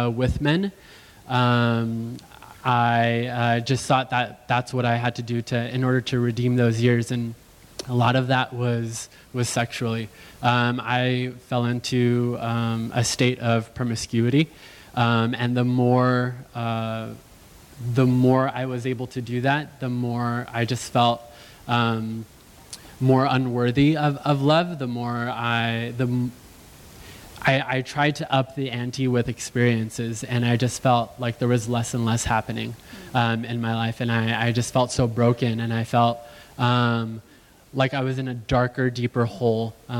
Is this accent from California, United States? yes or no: yes; Los Angeles, California, United States; I grew up in the San Fernando Valley